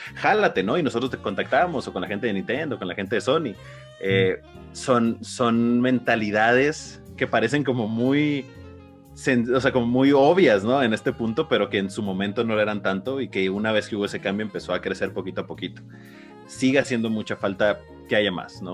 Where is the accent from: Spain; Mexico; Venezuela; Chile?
Mexico; tenemos como mexicanos